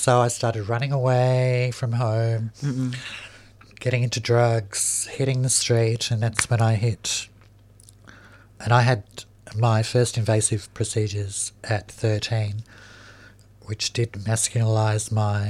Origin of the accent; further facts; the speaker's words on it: Melbourne, Victoria, Australia; I grew up in Fitzroy Housing Commission.